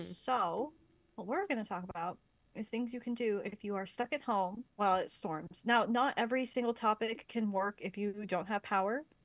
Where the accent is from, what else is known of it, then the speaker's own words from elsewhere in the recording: Lancaster, Pennsylvania, United States; now in Vancouver, Canada; I grew up near Lancaster